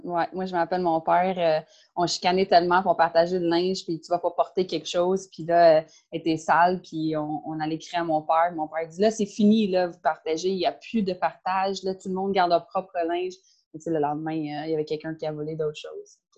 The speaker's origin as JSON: {"language": "French", "town": "Caledon", "region": "Ontario", "country": "Canada", "tie": "born or raised there", "second_language": "French", "moved": "as an adult", "lives_now": "Montreal, Canada", "said": "moi, je viens de Ontario. j'ai euh, j'ai grandi, euh, grandi à l'extérieur de Toronto"}